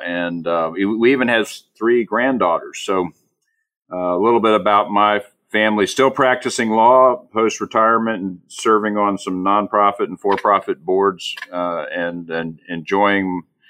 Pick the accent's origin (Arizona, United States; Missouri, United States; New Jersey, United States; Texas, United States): Texas, United States; San Antonio; also born or lived in Dallas; I'm grew up as one of five. I grew up in San Antonio and made my way to Dallas eventually for law school.